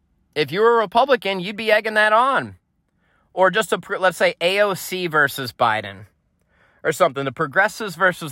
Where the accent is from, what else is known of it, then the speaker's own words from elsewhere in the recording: East Coast, United States; I grew up on the East Coast. You're used to sort of the brash, loud, fast-talking, in-your-face level of conversation and dialogue.